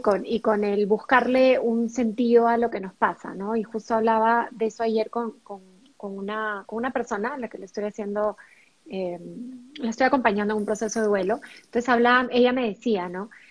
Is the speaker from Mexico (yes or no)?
no; Peru; tanto Jennifer como yo somos peruanas